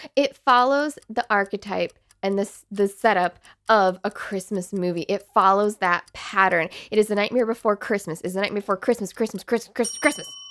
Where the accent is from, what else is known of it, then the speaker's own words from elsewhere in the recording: Ohio, United States; We grew up in Ohio